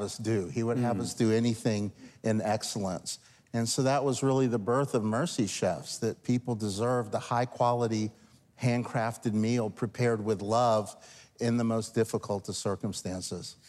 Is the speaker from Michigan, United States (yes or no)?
no; New Orleans, Louisiana, United States; now in Virginia, United States; New Orleans was my hometown